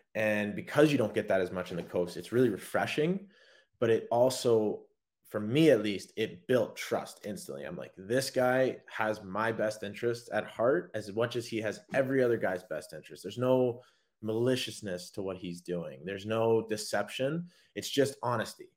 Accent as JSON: {"language": "English", "town": "Anchorage", "region": "Alaska", "country": "United States", "tie": "born or raised there", "moved": "yes", "lives_now": "Savannah, United States", "said": "I was from Anchorage"}